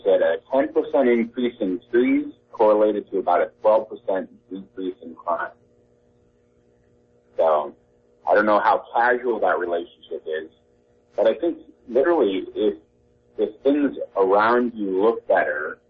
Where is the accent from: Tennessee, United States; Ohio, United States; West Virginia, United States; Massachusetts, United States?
Tennessee, United States; moved away; I grew up in Tennessee